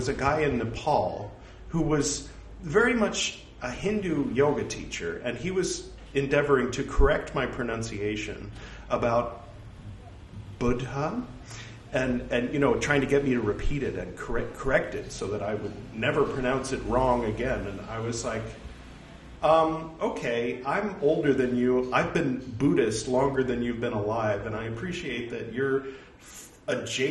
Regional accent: Los Angeles, California, United States; I'm from Los Angeles

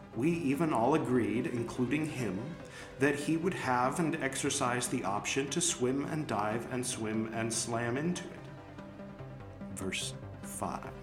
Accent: Los Angeles, California, United States; moved away as an adult; growing up in LA, I was in LA from the time I was born until a few years ago

